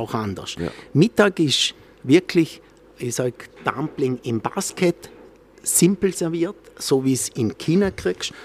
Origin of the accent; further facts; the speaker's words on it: Austria; bei uns in Österreich